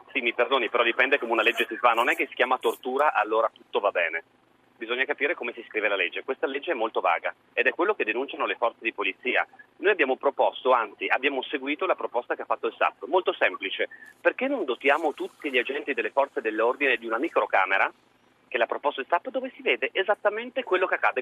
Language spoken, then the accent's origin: Italian; Sicily, Italy; now in Milan, Italy; chiamo da Milano ma sono siciliano